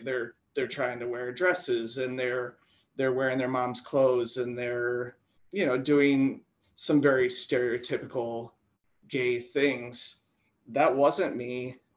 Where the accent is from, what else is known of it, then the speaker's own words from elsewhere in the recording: South Dakota, United States; growing up in South Dakota